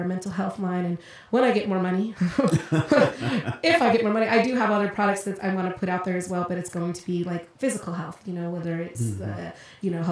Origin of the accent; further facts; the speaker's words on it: Colorado, United States; moved away as an adult; also born or lived in Los Angeles, California; now in California, United States; I was actually born in Los Angeles, so I'm a California native, but I grew up in Colorado